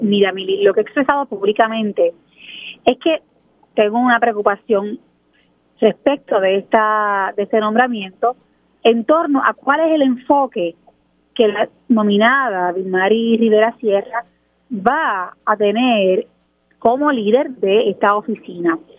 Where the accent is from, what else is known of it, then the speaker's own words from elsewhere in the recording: Puerto Rico; en Puerto Rico nosotros